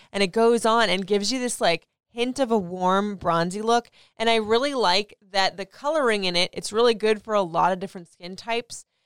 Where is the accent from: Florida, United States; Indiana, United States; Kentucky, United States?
Florida, United States; now in Maryland, United States; I grew up in Florida